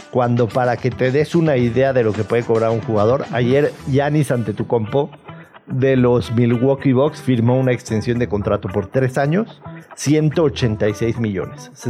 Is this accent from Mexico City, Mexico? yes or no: yes; Mexico City, Mexico; yo nací en Ciudad de México. de hecho, bueno, pero... aquí cerca, en el Santa Mónica. El chilango. Sí, claro. En el Santa Mónica. Es súper chilango